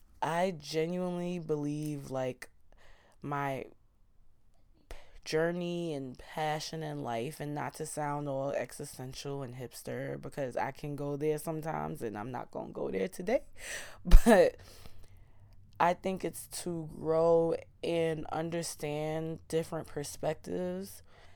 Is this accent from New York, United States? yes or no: yes; Queens, New York, United States; And growing up in Queens, being the melting pot, and you know, growing up in South Ozone Park and Southside Jamaica, Queens, I am so intrigued by Caribbean and West Indian culture.